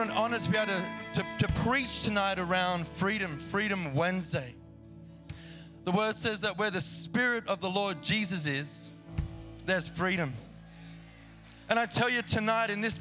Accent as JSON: {"language": "English", "country": "Australia", "accent": "Australian", "moved": "yes", "said": "I'm very familiar with that place, as you might hear in my accent."}